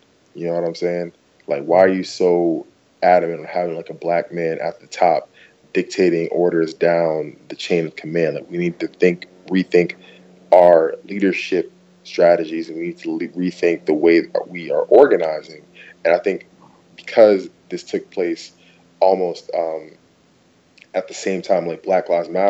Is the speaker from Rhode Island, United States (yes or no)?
no; New York, United States; But, like, yeah, like, no, I'm from New York. Like, I've been stopped on the block all the time.